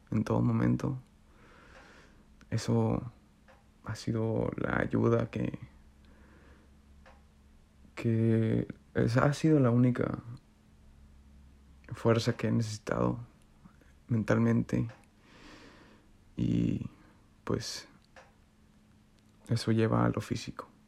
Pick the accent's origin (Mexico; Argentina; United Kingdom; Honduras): Mexico; Torreón, Coahuila; now in Canada; he aprendido bastantes cosas desde que me vine de Torreón